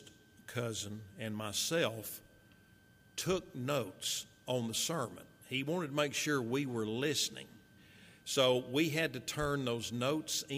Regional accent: Marshall, Texas, United States; also born or lived in Fort Worth, Texas; following my dad's death, my mother, my little brother, myself, we moved from Fort Worth to Marshall, where our family was

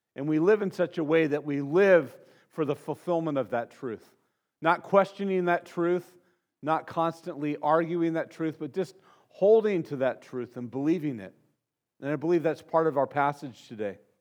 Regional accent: Santa Barbara, California, United States; growing up in Santa Barbara, in, in, my family, it was kind of the lowest rung of middle class that existed in Santa Barbara. You know, we moved there in 1969

